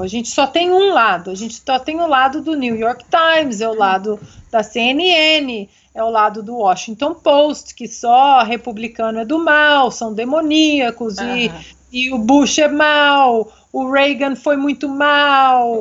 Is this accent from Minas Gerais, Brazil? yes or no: yes; Minas Gerais, Brazil; eu como uma boa mineira